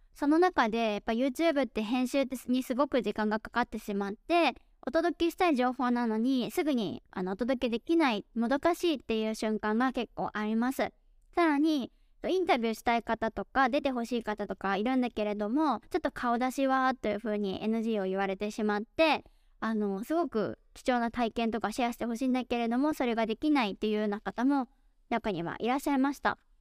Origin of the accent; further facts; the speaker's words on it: Taiwan; Japanese is a second language; also born or lived in United States; now in Dallas, United States; アメリカ生まれ、台湾育ちの衛星アメリカ人